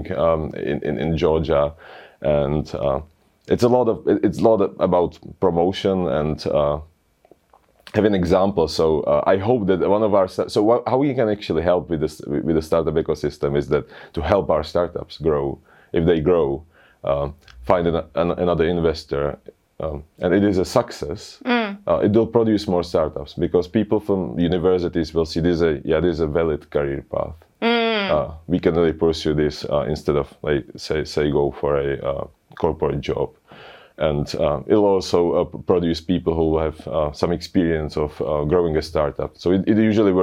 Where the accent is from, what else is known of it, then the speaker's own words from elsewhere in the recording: Czechia; We're from the Czech Republic